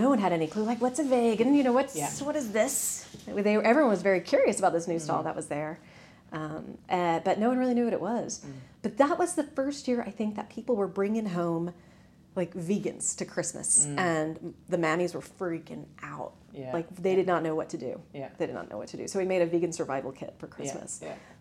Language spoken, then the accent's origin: English; Texas, United States; now in Ireland; I grew up in Texas